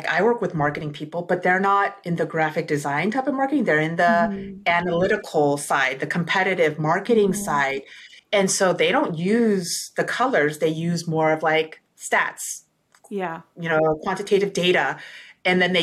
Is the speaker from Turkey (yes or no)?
no; South Korea; I'm from South Korea